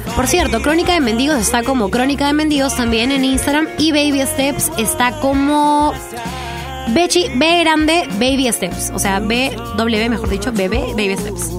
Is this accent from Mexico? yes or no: no; Peru